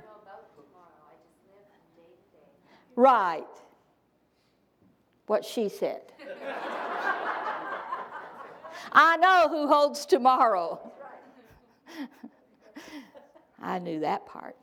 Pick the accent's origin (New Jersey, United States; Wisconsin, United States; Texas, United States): Texas, United States; Texarkana; moved away; also born or lived in Saskatchewan; my hometown in Texas